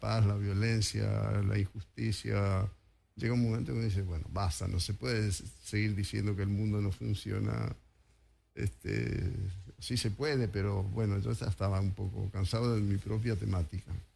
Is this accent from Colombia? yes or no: no; Mendoza, Argentina; now in Buenos Aires, Argentina; yo soy mendocino y cuando era chico